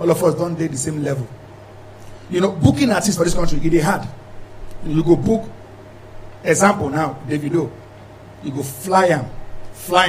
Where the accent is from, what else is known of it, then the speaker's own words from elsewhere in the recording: Anambra, Nigeria; I'm from Anambra State, I'm Igbo